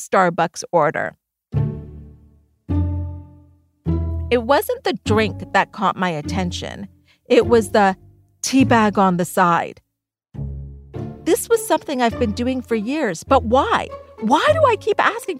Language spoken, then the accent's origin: English; Thornhill, Ontario, Canada; we grew up in Thornhill, Ontario, and our family was middle class